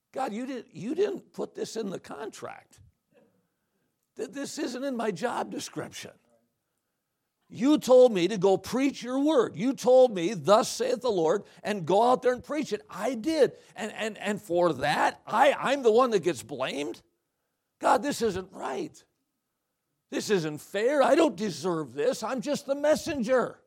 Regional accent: Watertown, Wisconsin, United States; I was raised in Watertown, Wisconsin.

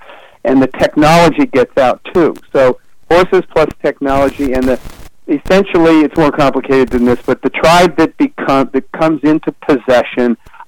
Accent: Connecticut, United States; moved away; I'm a guy from Connecticut

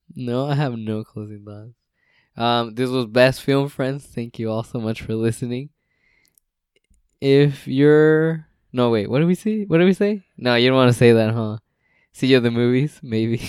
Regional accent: West Coast, United States; we're from the West Coast, Best Coast

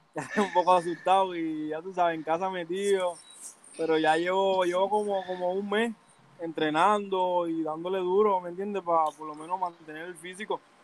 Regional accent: San Juan, Puerto Rico; also born or lived in Canóvanas, Puerto Rico; Nacido y criado en Manuela Pérez

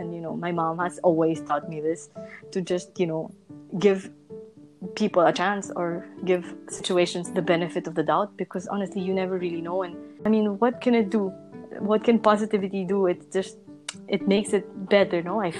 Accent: Segovia, Castile and León, Spain; English is a second language; now in Madrid, Spain; And so I came from Segovia, and Segovia is a really small city, and I came to Madrid, and Madrid is the capital.

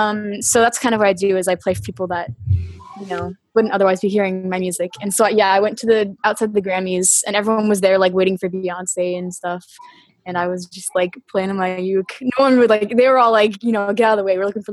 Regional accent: Florida, United States; also born or lived in Washington; I am from Florida. I'm actually technically born in Washington State, and then I moved around a ton, but Florida is like my home base because where I went to high school and college.

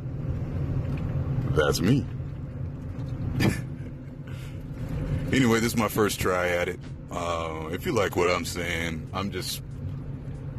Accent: Chicago, Illinois, United States; now in Houston, United States; I am from Chicago, born and raised, and living in Houston

